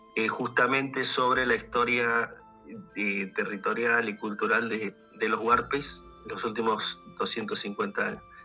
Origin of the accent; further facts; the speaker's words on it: Buenos Aires, Argentina; moved away as an adult; now in Mendoza, Argentina; soy oriundo de Buenos Aires, pero vivo hace casi 20 años en Mendoza, en la región de Cuyo, en Argentina